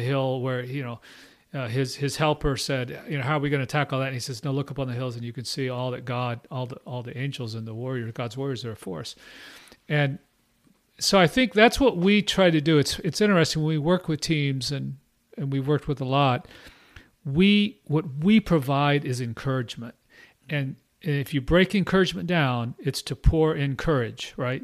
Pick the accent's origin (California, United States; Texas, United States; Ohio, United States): Texas, United States; Austin; also born or lived in Midwest / Houston / Burnet, Texas; I'm from Austin area